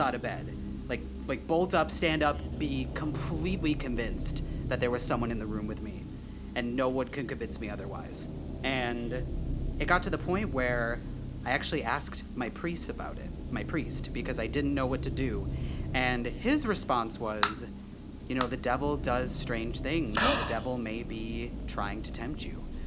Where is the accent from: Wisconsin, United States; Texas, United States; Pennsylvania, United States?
Wisconsin, United States; we're all from Wisconsin